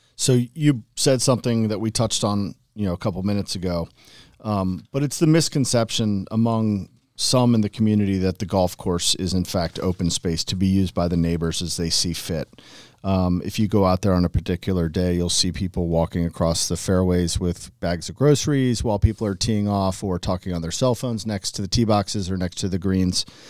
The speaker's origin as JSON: {"language": "English", "region": "Northern Virginia", "country": "United States", "tie": "born or raised there", "said": "when I was a young person growing up in Northern Virginia"}